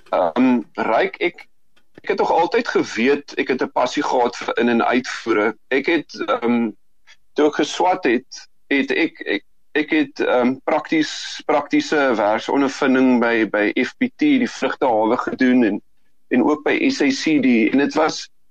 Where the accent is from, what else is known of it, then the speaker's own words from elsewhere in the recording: South Africa; ons as Suid-Afrikaners